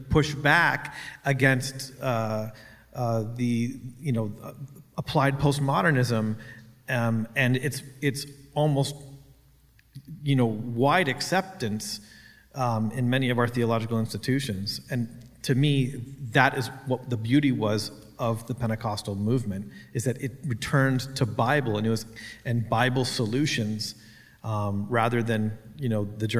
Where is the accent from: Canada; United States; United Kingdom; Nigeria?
Canada; I'm a Canadian.